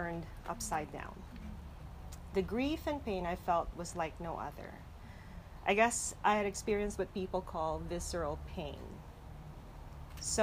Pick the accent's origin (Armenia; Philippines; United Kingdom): Philippines; moved away; I was born and raised in the Philippines.